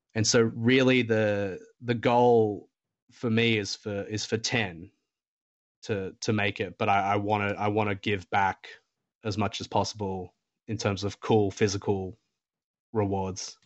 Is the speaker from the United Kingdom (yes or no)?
no; Australia; I, I'm an Australian